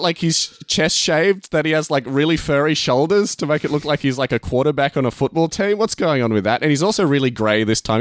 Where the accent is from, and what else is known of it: Australia